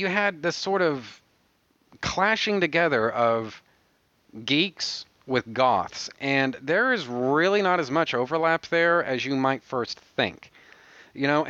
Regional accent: United States; now in Texas, United States; I am American

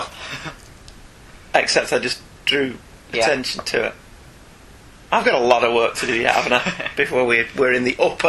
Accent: New Jersey, United States; moved away; I'm actually from New Jersey, so I'm a Northman myself. I moved away before I developed the Jersey accent.

